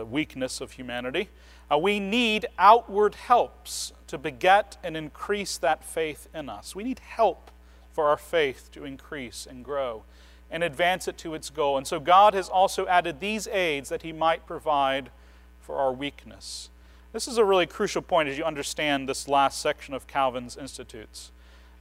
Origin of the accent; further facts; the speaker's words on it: United States; As modern American evangelicals